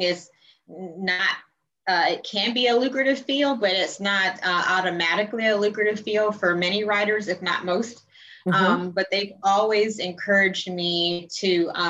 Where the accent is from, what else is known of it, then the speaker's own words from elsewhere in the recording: College Park, Georgia, United States; also born or lived in Jamaica; So I grew up in College Park, East Point, Metro Atlanta. And then my family is originally from Jamaica